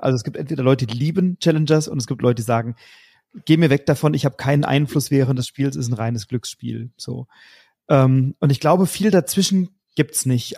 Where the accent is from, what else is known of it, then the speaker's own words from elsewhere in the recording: Germany; bei uns in Deutschland